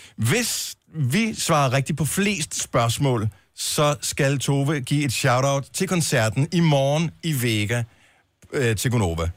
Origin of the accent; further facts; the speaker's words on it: Denmark; vi er fra Danmark